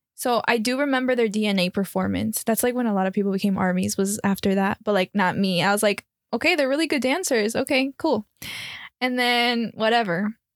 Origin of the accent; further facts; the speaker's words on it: Miami, Florida, United States; moved away; born and raised in Miami, Florida, but my background is Colombian and Peruvian